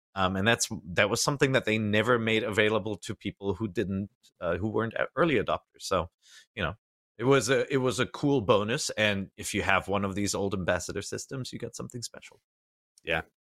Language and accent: English; Germany; moved away; I grew up in Germany